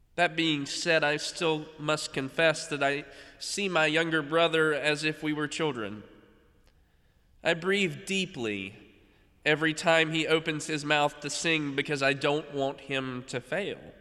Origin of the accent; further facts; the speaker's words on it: North Carolina, United States; a conservatory in my home state